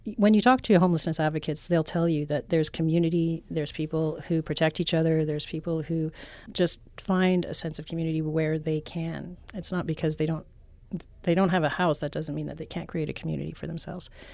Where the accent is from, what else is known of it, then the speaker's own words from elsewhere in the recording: Canada; moved away; I'm from Canada